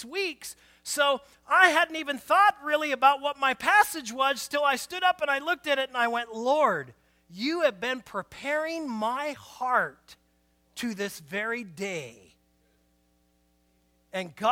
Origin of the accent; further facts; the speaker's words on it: Portland, Oregon, United States; moved away as an adult; also born or lived in Winlock, Washington; I was born and raised in Portland